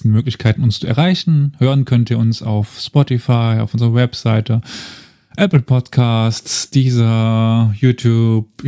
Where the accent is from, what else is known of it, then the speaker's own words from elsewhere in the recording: East Germany, Germany; weißt, ich bin Ossi, also